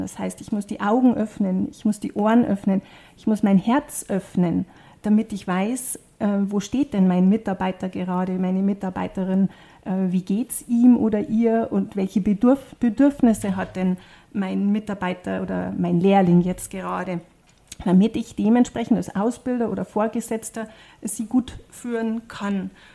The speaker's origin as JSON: {"language": "German", "area": "South Tyrol", "region": "Trentino-Alto Adige", "country": "Italy", "said": "bei uns in Südtirol"}